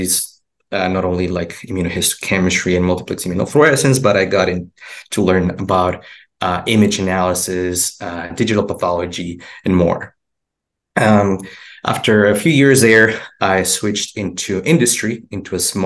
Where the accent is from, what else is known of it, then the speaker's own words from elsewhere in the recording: Mexico; moved away as an adult; also born or lived in Houston, United States; now in United States; I'm originally from Mexico. That's where I went to college. I originally came to the United States for grad school.